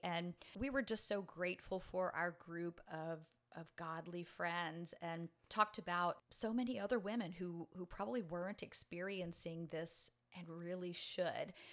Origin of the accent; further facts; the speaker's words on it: New Orleans, Louisiana, United States; moved away as an adult; also born or lived in Metairie, Louisiana; now in Pensacola, United States; I was actually raised in New Orleans and then the suburb of Metairie, Louisiana